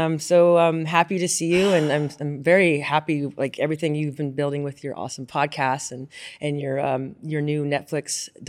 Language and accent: English; Carmel, Indiana, United States; also born or lived in Tacoma, Washington / Bakersfield, California / Temple, Texas / Roxbury, New Jersey; Tacoma, Washington, and moved to Bakersfield, California, Temple, Texas, Roxbury, New Jersey, and then I grew up in Carmel, Indiana, where I played sports my whole life